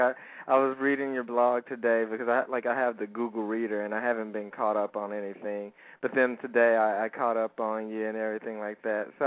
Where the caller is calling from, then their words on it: Houston, Texas, United States; 21 in Houston.